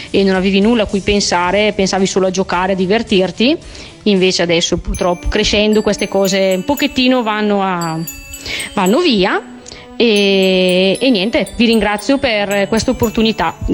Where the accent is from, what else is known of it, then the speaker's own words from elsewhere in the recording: Verolanuova, Lombardy, Italy; chiamo da Verola Nuova, un paesino in provincia di Brescia e si sentirà moltissimo il mio accento.